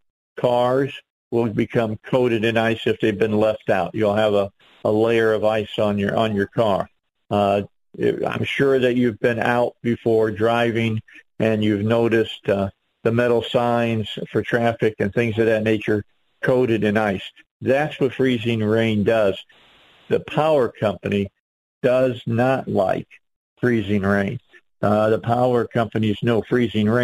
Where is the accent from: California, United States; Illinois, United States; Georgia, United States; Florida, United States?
Illinois, United States; right outside of Chicago; now in Arkansas, United States; I grew up north. I grew up right outside of Chicago.